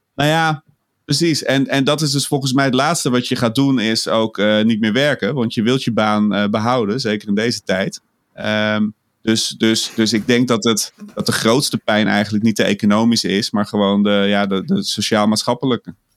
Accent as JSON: {"language": "Dutch", "town": "Amsterdam", "region": "North Holland", "country": "Netherlands", "tie": "born or raised there", "said": "als geboren en getogen Amsterdammer kon ik er wel mee leven"}